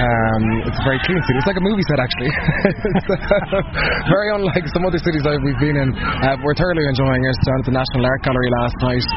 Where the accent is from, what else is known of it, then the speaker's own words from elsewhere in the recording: Cork, Munster, Ireland; moved away as an adult; also born or lived in Glanmire; now in Dublin, Ireland; I came from Cork originally.